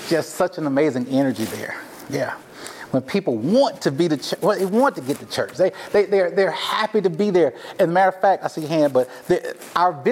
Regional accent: the South, United States; So here I am from the South, never been here before a day in my life, right?

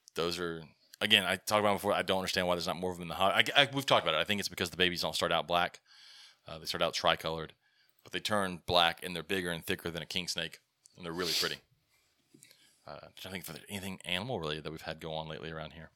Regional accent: Alabama, United States; we're from Alabama

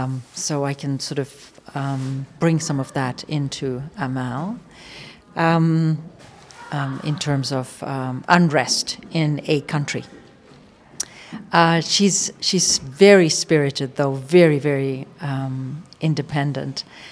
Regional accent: Nairobi, Kenya; I actually was born and raised in Nairobi, and I remember growing up with racism, fear

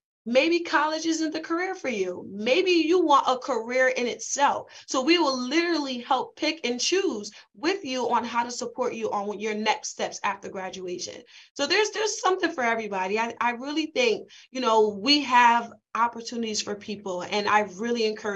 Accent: Bridgeport, Connecticut, United States; I'm from Bridgeport

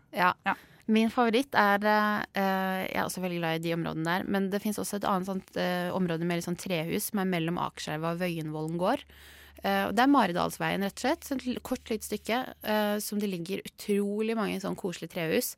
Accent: Skien, Telemark, Norway; now in Oslo, Norway; Jeg er som sagt fra Skien, Borgestad, et lite sted.

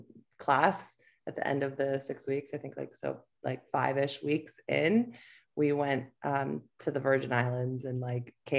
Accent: Northeast Philly suburb, Pennsylvania, United States; moved away as an adult; also born or lived in Chicago, Illinois / Elmira, New York; I grew up in like a Northeast Philly suburb

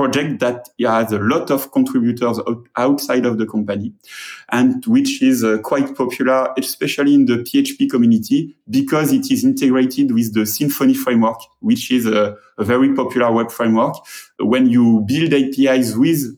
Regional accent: France; accent: French; English is a second language; I'm French, and my English accent is almost as terrible

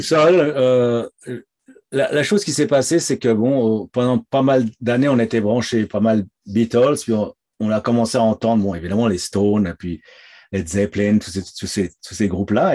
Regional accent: Domont, Île-de-France, France; moved away as an adult; also born or lived in Épinay-sur-Seine, France; now in Toronto, Canada; j'ai vécu dans la banlieue nord de Paris, euh, dans une ville qui s'appelle Daumont. Euh, c'est à 20 km de Paris

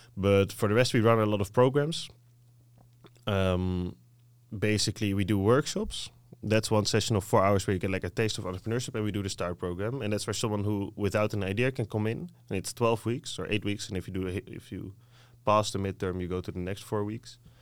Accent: Netherlands; English is a second language; being Dutch myself growing up in Dutch

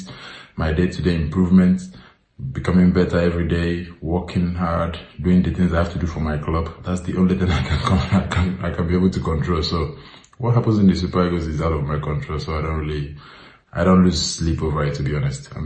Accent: Nigeria; now in Italy; I was born in Nigeria

